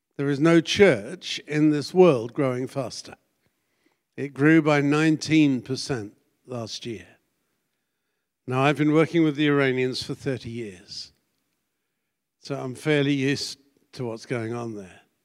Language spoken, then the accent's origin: English; United Kingdom; moved away as an adult; also born or lived in Connecticut; being British, I don't have an accent